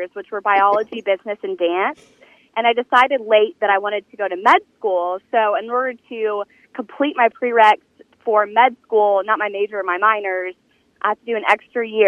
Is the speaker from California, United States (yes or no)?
no; Frisco, Texas, United States; moved away as an adult; now in North Mississippi, United States; I am originally from Dallas, Texas, specifically Frisco, Texas, a little suburb outside of the city.